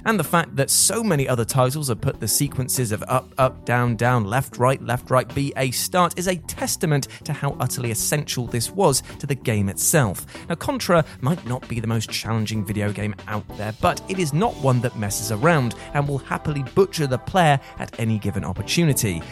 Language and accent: English; United Kingdom; as a British citizen